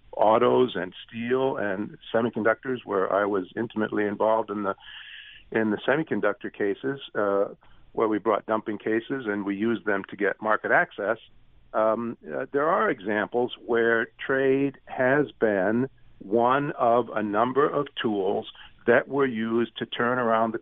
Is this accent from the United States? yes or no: yes; Detroit, Michigan, United States; I grew up just outside of Detroit. I went to University of Michigan Law School. I have a lot of attachment to the Midwest